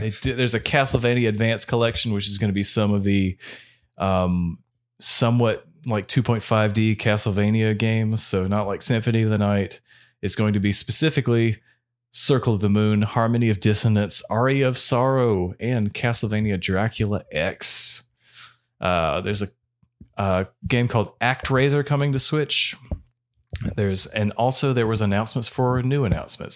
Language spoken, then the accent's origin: English; United States; we're American